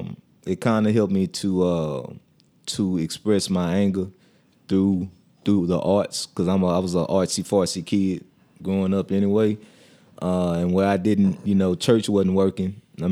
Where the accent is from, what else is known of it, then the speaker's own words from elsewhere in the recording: Houston, Texas, United States; Growing up in Fifth Ward was traumatizing.